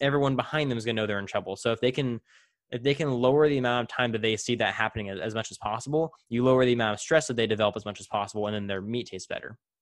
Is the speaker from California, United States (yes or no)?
yes; Central California, United States; I grew up in Central California, you know, surrounded by dairies and, and cornfields